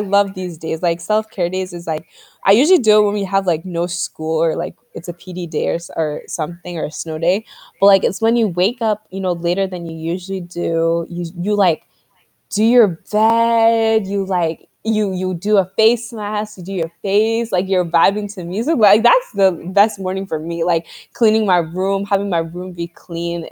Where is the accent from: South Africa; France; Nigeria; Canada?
Nigeria; growing up as a Nigerian